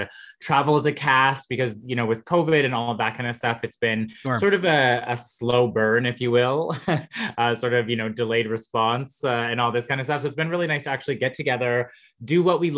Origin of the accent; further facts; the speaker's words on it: Vancouver, British Columbia, Canada; I am from Vancouver